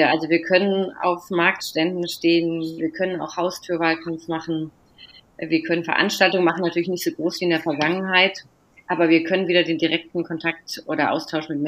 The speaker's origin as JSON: {"language": "German", "town": "Neuenburg am Rhein", "region": "Baden-Württemberg", "country": "Germany", "tie": "born or raised there", "said": "komme ursprünglich aus dem Südbadischen, bin groß geworden in Neuenburg am Rhein, in Freiburg zur Schule gegangen"}